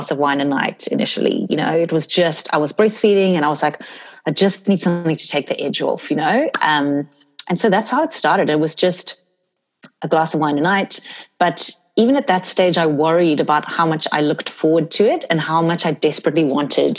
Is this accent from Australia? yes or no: no; South Africa; I grew up in South Africa